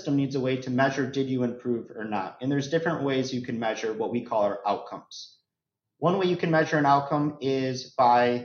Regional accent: Chicago, Illinois, United States; I'm born and raised in the Chicago area

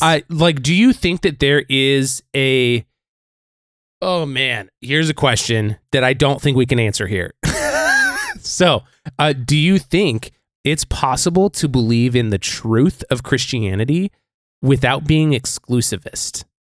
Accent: Billings, Montana, United States; Growing up in Billings

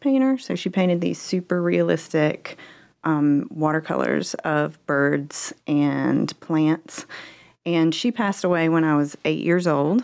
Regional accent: Greenville, South Carolina, United States; moved away as an adult; now in Fort Mill, United States; I'm a Greenville, Greenville native.

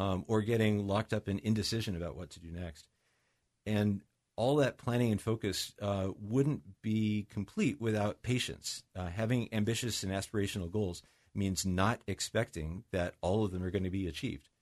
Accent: Mercer Island, Washington, United States; also born or lived in Seattle; I grew up in, uh, here on Mercer Island, as you know, I was born in Seattle

